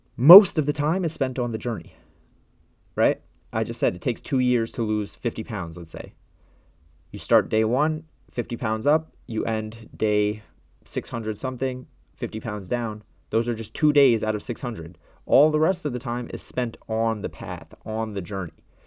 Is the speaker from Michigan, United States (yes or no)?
no; New York, United States; I'm from New York